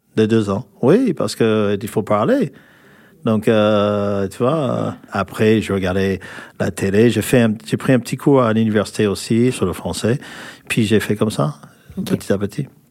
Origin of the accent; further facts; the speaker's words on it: California, United States; French is a second language; moved away as an adult; now in France; je suis américain, des Californies